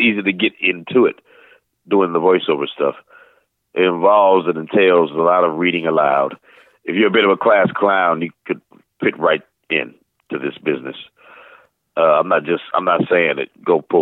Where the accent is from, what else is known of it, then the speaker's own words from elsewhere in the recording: St. Louis, Missouri, United States; moved away as an adult; now in Atlanta, United States; growing up in St. Louis